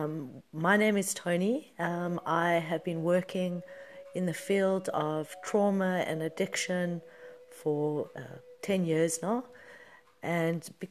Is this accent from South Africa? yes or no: yes; Johannesburg, Gauteng, South Africa; I was born in Johannesburg, South Africa in 1978